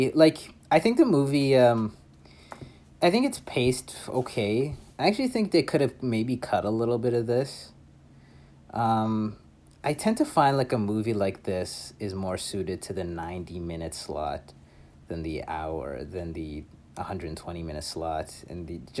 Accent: Buenos Aires, Argentina; I'm from Buenos Aires, and I say kill them all.

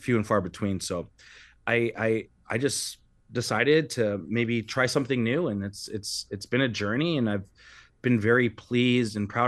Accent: Blind River, Ontario, Canada; I grew up in the Mississaugi First Nation in Northern Ontario, just outside of Blind River between Sault Ste. Marie and Sudbury

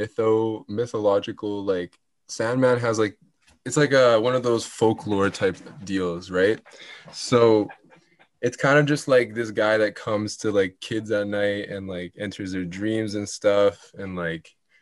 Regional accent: Winnipeg, Manitoba, Canada; also born or lived in Italy; born and raised in Winnipeg, Manitoba

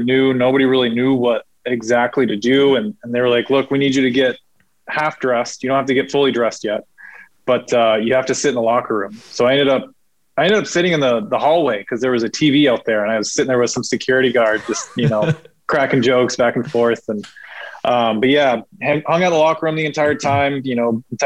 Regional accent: San Diego, California, United States; growing up in San Diego

